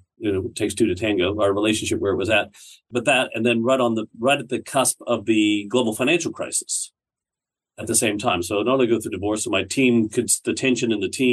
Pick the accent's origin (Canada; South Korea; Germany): Canada; moved away as an adult; also born or lived in Barrie, Ontario; now in Australia; I live in Australia now. As a Canadian, I was back in Canada in a place called Barrie, Ontario.